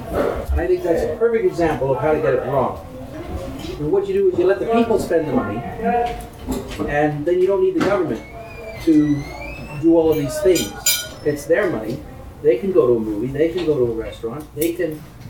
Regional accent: Toronto, Ontario, Canada; I born and raised in Toronto.

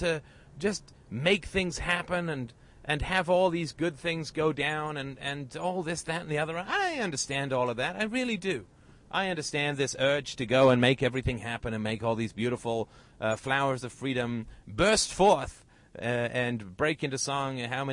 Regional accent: United Kingdom; I'm British

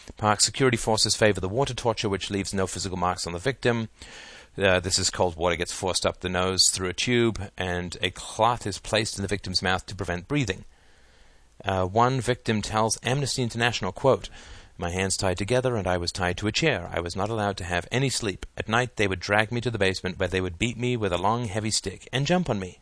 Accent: England, United Kingdom; moved away; I grew up in England where the British Empire was

